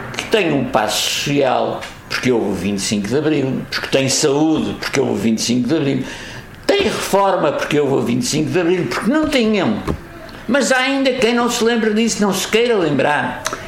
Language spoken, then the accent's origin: Portuguese; Angra do Heroísmo, Azores, Portugal; moved away as an adult; now in Póvoa, Portugal; na minha freguesia da Conceição de Angra